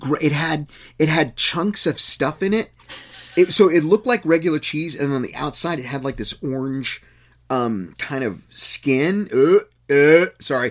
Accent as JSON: {"language": "English", "region": "Texas", "country": "United States", "tie": "born or raised there", "said": "the one I grew up in in Texas"}